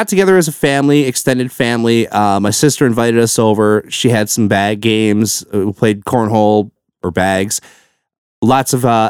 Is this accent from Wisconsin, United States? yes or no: yes; Milwaukee, Wisconsin, United States; the Milwaukee show came around. They announced that. And I'm like, well, might as well go to the one that's in my hometown here